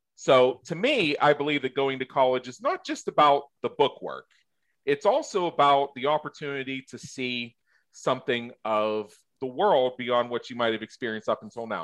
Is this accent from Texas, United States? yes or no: no; Southwest Pennsylvania, United States; I grew up in Southwest Pennsylvania